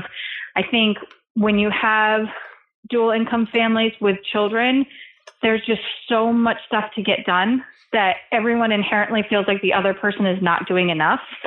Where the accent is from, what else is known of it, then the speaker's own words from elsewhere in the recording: East Coast, United States; also born or lived in California; now in New York, United States; we're both from the East Coast originally